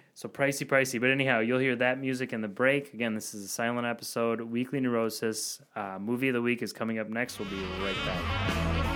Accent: Verona, Wisconsin, United States; born and raised near Verona, Wisconsin, where the beer is from

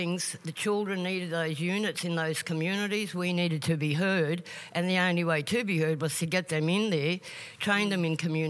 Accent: Tiwi, Northern Territory, Australia; I'm from Northern Territory, Tiwi.

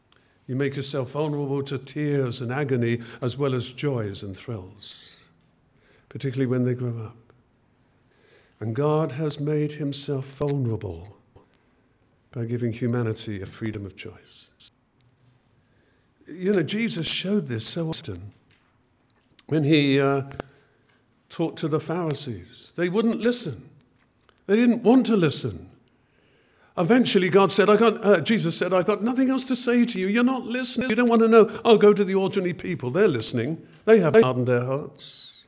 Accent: England, United Kingdom; born there; of course I'm a Christian. I was born in Christian England.

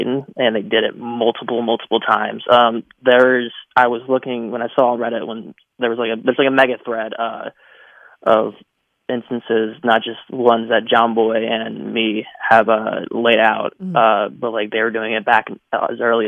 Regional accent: Atlanta, Georgia, United States; I'm actually from Atlanta.

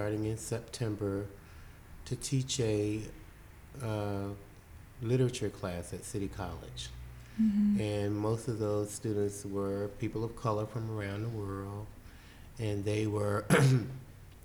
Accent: Belle Glade, Florida, United States; also born or lived in Tallahassee, Florida; I grew up in South Florida. So I grew up in a little town called Belgrade, Florida

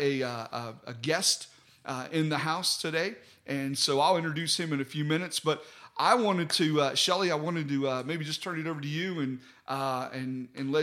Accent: West Virginia, United States; now in Alabama, United States; I was from West Virginia

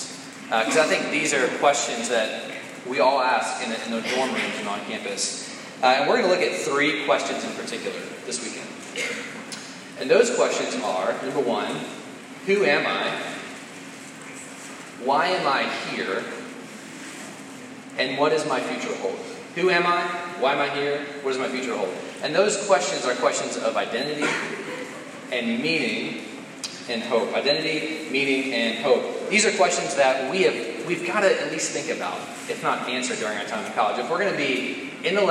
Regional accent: Damascus, Maryland, United States; I'm originally from Montgomery County, Maryland

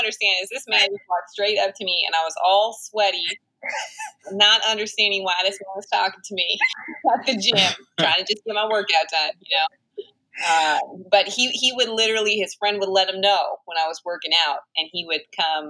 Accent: Fairfax, Virginia, United States; also born or lived in Cyprus; I was born actually abroad on a tiny island called Cyprus, but was raised most of my life in Fairfax, Virginia, so outside the DC area, just outside.

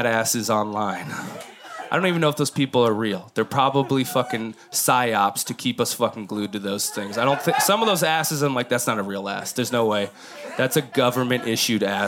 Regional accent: Midwest, United States; moved away; I'm from the Midwest

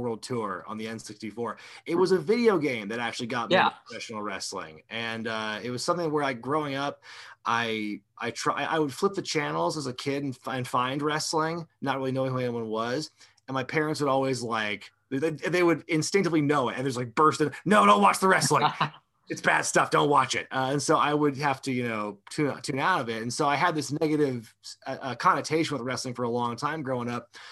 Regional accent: Oregon, United States; I come from Oregon originally.

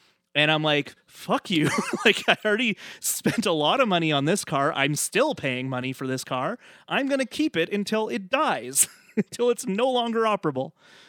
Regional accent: New York, United States; Well, and as a New Yorker, I feel like, because I visited there a couple times

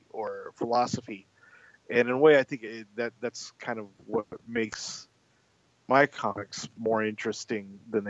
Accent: United States; as an American writer

